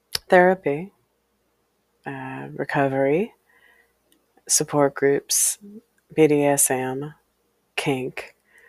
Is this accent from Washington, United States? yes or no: yes; Walla Walla, Washington, United States; the house on Valencia Street, was a house I grew up in Walla Walla, Washington, many decades ago, several decades ago.